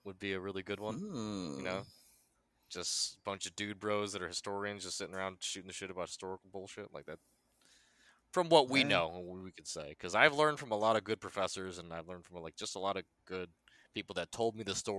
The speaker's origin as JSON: {"language": "English", "country": "United States", "said": "I'm American."}